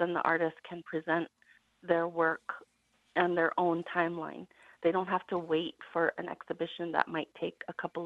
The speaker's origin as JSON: {"language": "English", "town": "Zuni Pueblo", "region": "New Mexico", "country": "United States", "said": "I'm from Zuni Pueblo"}